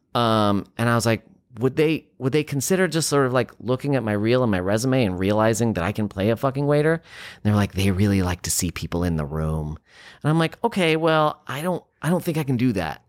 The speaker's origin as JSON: {"language": "English", "town": "San Francisco", "region": "California", "country": "United States", "tie": "born or raised there", "said": "growing up in San Francisco"}